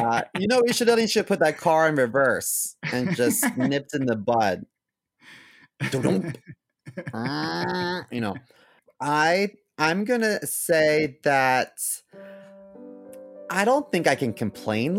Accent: United States; they all knew that I was American

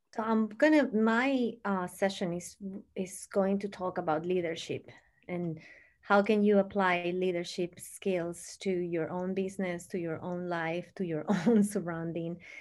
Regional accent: Bogotá, Colombia; now in Long Island, United States; I'm currently living in uh, Long Island, New York, but I'm um, I'm born and raised in Bogota, Colombia. So I'm an immigrant in the US

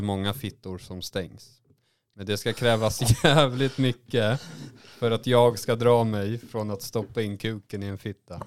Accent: Småland, Sweden; moved away; jag är ju också från Småland. Så ibland så är jag ju där nere titt som tätt

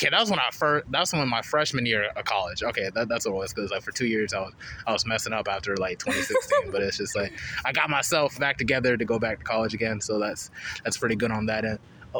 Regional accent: Charlotte, North Carolina, United States; I grew up on the East.

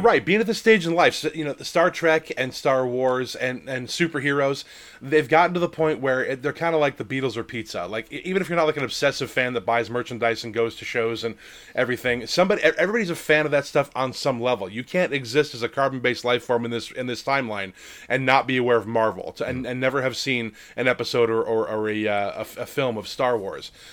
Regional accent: Lake Geneva, Wisconsin, United States; moved away; also born or lived in Minnesota; I grew up in Lake Geneva, Wisconsin, home of TSR

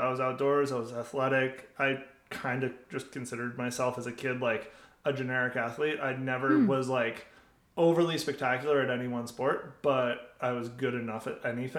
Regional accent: Utica, New York, United States; I grew up in the very middle of New York in Utica, New York, which was like 4 hours from New York City.

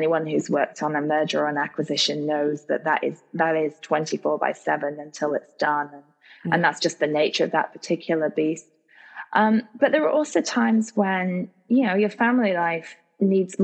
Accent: United States; as an American

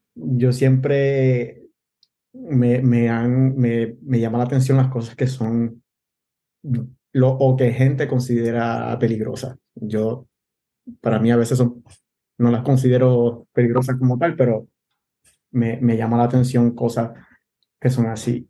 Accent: Gurabo, Puerto Rico; moved away as an adult; also born or lived in Bayamón, Puerto Rico / Vega Baja, Puerto Rico / Mayagüez, Puerto Rico; now in Ashburn, United States; Yo nací en Bayamón, eh, me crié entre Bonao, Tobalta y, y Gurabo.

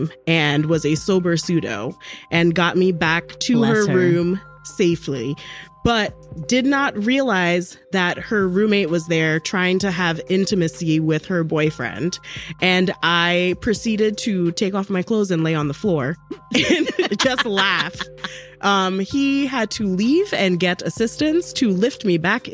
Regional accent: Trinidad & Tobago; I'm from Trinidad

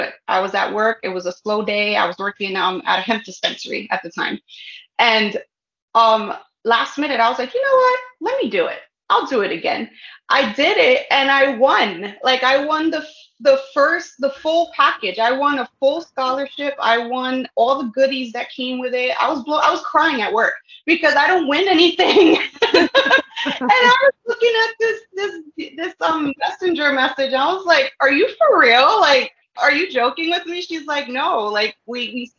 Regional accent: New York City, New York, United States; moved away as an adult; now in Sullivan County, United States; I'm from New York. I was born and raised in the Bronx, but I live now in Sullivan

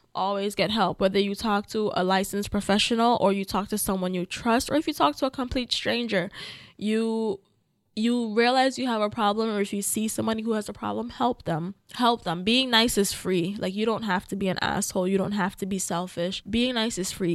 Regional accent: Jamaica; I'm Jamaican. Yes, I was born there

